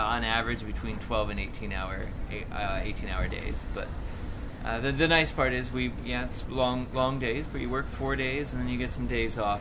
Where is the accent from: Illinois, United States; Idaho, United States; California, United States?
California, United States; Orange County; also born or lived in Philadelphia, Pennsylvania; now in Lake Elsinore, United States; I grew up in Orange County, California, which is about 50 miles south of L.A.